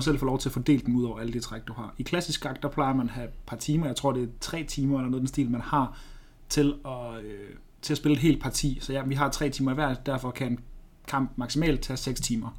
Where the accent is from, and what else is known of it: Denmark